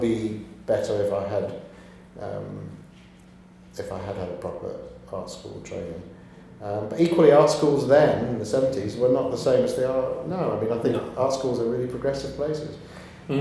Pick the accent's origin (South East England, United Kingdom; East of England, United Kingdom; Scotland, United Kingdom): Scotland, United Kingdom; Glasgow; moved away as an adult; now in London, United Kingdom; Originally, I was born in Glasgow